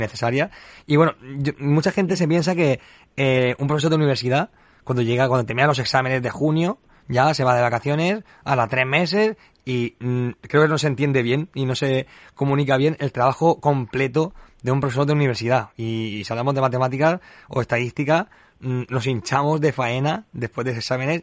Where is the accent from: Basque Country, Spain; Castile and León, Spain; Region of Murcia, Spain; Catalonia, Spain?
Region of Murcia, Spain; que decimos aquí en Murcia